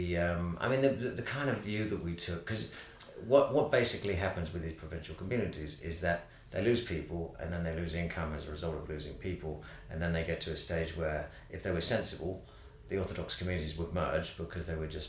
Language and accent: English; Brighton, South East England, United Kingdom; now in London, United Kingdom; I grew up in Brighton